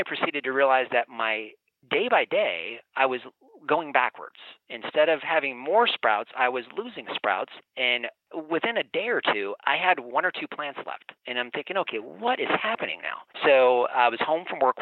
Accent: Los Angeles, California, United States; now in Phoenix, United States; I was born and raised in Los Angeles

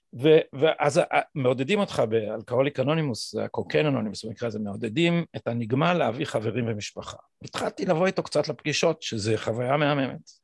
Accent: Jerusalem, Jerusalem District, Israel; אצלנו בירושלים אנחנו גדלנו על הדיכוטומיה הזאת, בירושלים האשכנזית

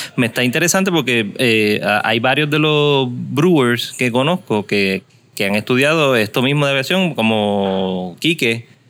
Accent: Caguas, Puerto Rico; also born or lived in San Juan; Pero donde me crié, en Cagua

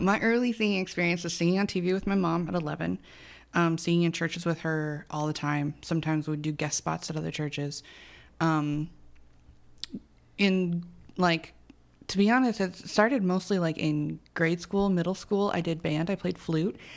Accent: Arizona, United States; my mom was born here, I was born here.

